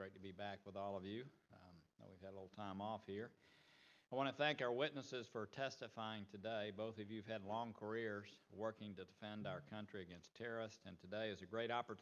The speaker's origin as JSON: {"language": "English", "town": "Chattanooga", "region": "Tennessee", "country": "United States", "tie": "born or raised there", "said": "my hometown of Chattanooga"}